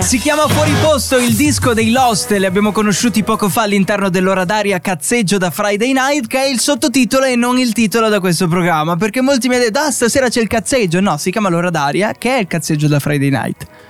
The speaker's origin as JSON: {"language": "Italian", "region": "Friuli-Venezia Giulia", "country": "Italy", "said": "dalle nostre parti, un po' in Friuli"}